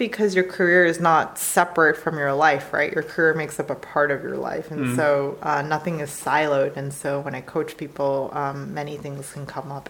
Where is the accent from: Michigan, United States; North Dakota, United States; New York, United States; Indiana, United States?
New York, United States; New York City; moved away; I'm from New York City, so there's just a lot of diversity